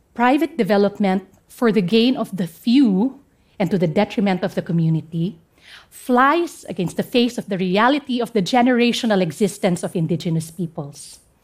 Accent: Central Mountain Range, Cordillera Administrative Region, Philippines; English is a second language; I come from the Central Mountain Range of the northern part of the Philippines.

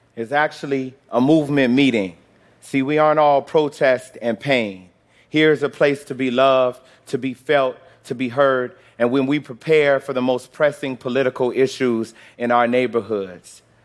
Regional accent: Chicago, Illinois, United States; moved away as an adult; also born or lived in Florida; I was born in Chicago, the son of a preacher and a teacher

